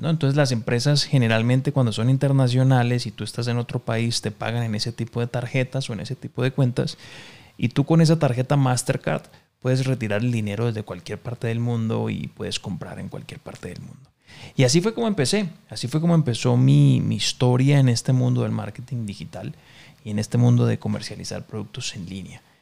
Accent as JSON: {"language": "Spanish", "town": "Cali", "region": "Valle del Cauca", "country": "Colombia", "moved": "yes", "lives_now": "Mexico City, Mexico", "said": "Yo soy de Cali, Colombia. En este momento estoy viviendo en la Ciudad de México"}